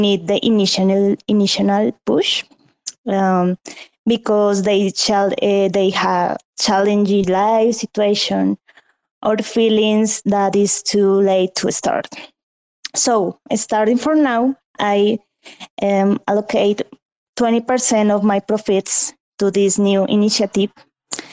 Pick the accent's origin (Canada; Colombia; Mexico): Colombia; English is a second language; I am from Colombia